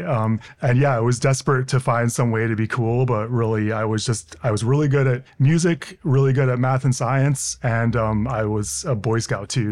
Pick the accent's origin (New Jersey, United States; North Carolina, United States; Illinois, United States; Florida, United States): Illinois, United States; Hinsdale; I grew up outside of Chicago